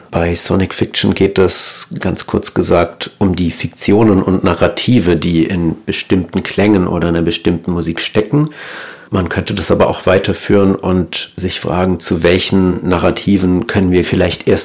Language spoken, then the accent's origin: German; Baden-Württemberg, Germany; now in Cologne, Germany; Ich bin im Schwaberländle aufgewachsen und lebe seit einigen Jahren nun schon in Köln.